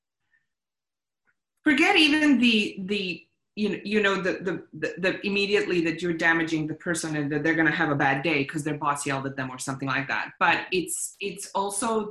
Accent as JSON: {"language": "English", "country": "Bosnia & Herzegovina", "moved": "yes", "said": "I'm a refugee from Bosnia. I've been through war"}